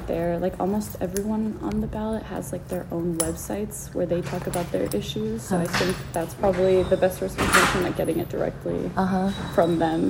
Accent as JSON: {"language": "English", "country": "Argentina", "moved": "yes", "lives_now": "Boston, United States"}